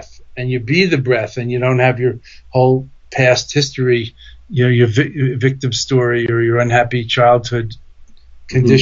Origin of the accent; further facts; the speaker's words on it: New York City, New York, United States; accent: Brooklyn; moved away; also born or lived in Boston; I'm from New York originally. I still have a Brooklyn accent